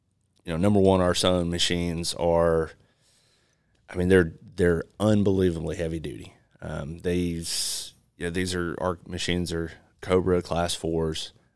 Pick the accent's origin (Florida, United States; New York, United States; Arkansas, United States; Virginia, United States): Arkansas, United States; Marshall; I'm actually from Northwest Arkansas or North Central Arkansas.